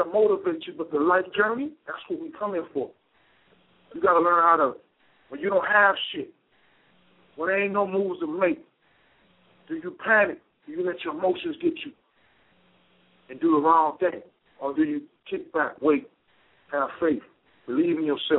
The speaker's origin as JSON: {"language": "English", "town": "Charleston", "region": "South Carolina", "country": "United States", "tie": "born or raised there", "said": "I grew up in Charleston, South Carolina"}